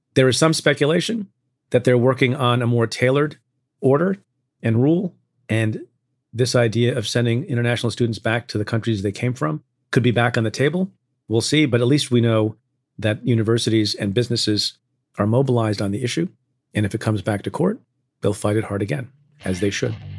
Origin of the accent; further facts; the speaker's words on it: Eatontown, New Jersey, United States; now in New York, United States; I grew up in a town called Eatontown, New Jersey